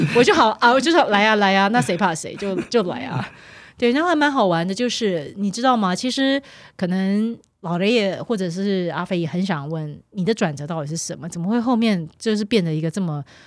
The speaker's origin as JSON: {"language": "Chinese", "country": "Taiwan", "tie": "born or raised there", "also_born_or_lived": "Mainland China", "moved": "as an adult", "said": "我虽然 是从小在台湾长大"}